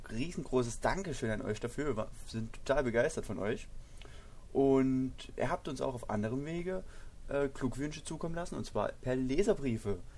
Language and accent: German; Saxony, Germany; ich komme aus Sachsen